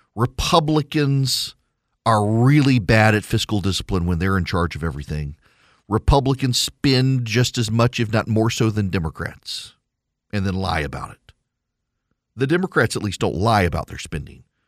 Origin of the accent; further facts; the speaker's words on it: Louisiana, United States; I am from Louisiana